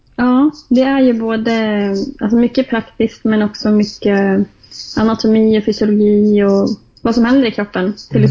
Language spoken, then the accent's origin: Swedish; Jämtland, Sweden; moved away as an adult; now in Stockholm, Sweden; Jag är ju från Jämtland så att det är mycket skidåkning för min